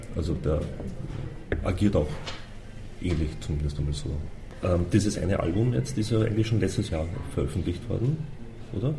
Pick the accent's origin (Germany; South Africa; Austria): Austria; bei uns in Österreich